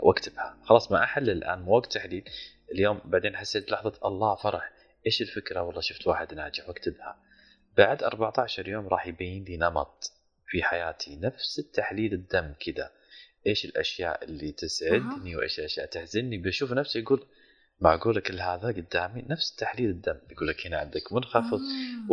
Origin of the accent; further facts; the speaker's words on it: Saudi Arabia; من السعوديه